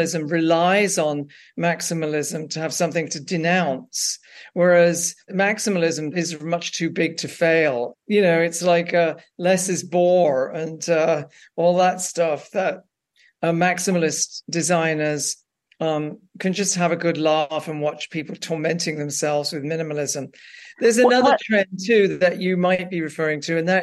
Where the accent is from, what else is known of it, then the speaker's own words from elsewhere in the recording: England, United Kingdom; moved away; I grew up working class in England